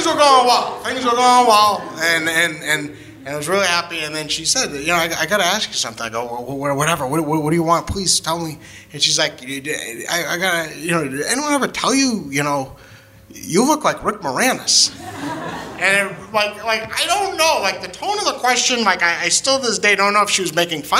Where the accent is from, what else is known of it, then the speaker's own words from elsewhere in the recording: New Hampshire, United States; I grew up in New Hampshire, and like the first like 16 years of my life were pretty normal